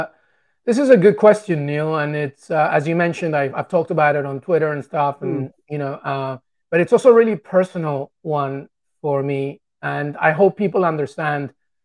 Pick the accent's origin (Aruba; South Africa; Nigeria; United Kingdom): United Kingdom; England; which I suffered my entire life growing up in England. I love England so much. It's a part of me. It's who I am.